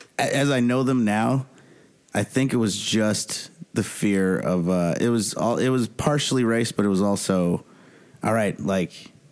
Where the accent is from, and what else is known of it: Chicago, Illinois, United States; born or raised there; now in New York, United States